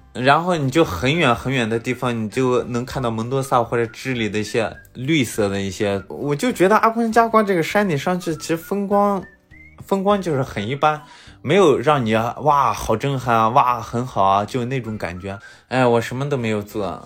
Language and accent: Chinese; Linxia, Gansu, China; 甘肃临夏的